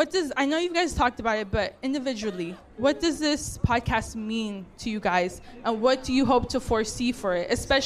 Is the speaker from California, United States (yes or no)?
yes; Buena Park, California, United States; I'm from Buena Park.